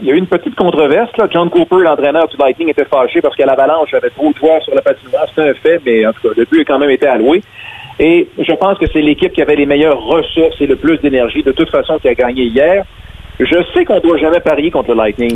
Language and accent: French; Quebec City, Quebec, Canada; Je suis originaire de Québec